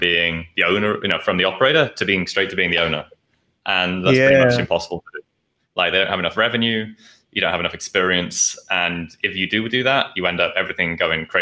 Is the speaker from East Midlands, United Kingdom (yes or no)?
yes; Nottingham, East Midlands, United Kingdom; moved away as an adult; also born or lived in London; now in Asia; I was living in London before I moved to Asia, but I'm from Nottingham, like in the middle.